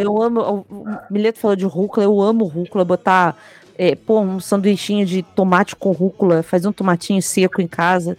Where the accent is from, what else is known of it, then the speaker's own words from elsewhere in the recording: Brazil; Eu não sou italiano, sou só brasileiro